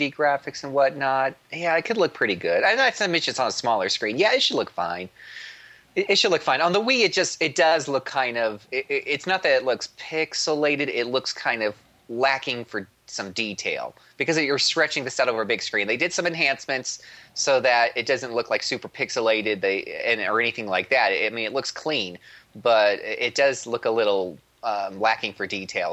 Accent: United States; I'm an American

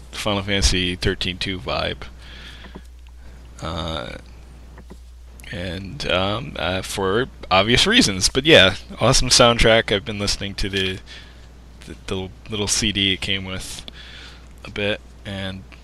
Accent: Texas, United States; I'm a Texan and have lived all over the state, east to west

